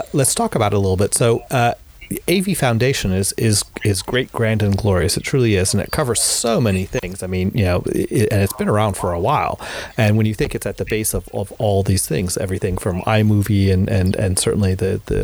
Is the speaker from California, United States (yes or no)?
no; North Carolina, United States; moved away; my home state of North Carolina